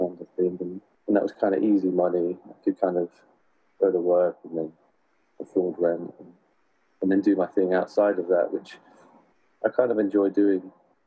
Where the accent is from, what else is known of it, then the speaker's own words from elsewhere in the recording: Spalding, East Midlands, United Kingdom; now in Norwich, United Kingdom; I'm actually from a small town called Spalding in Lincolnshire, which is the flattest part of the country.